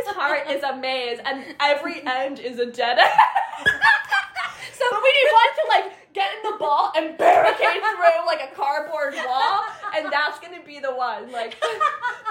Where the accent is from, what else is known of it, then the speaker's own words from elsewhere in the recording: New Jersey, United States; we're both from North Jersey, but we went to school kind of in central South Jersey